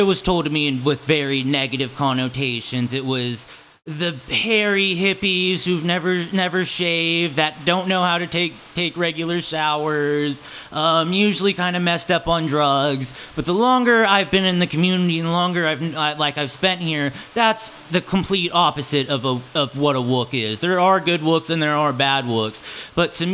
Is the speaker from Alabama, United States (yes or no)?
no; Olathe, Kansas, United States; also born or lived in Portland, Oregon / Florida; I was born in Olathe, Kansas, a little suburb of Kansas City